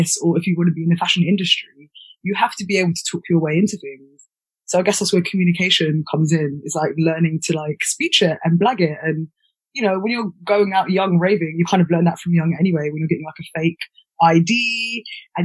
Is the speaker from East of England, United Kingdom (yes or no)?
no; London, United Kingdom; I grew up in Pimlico, which is SW1 just by the river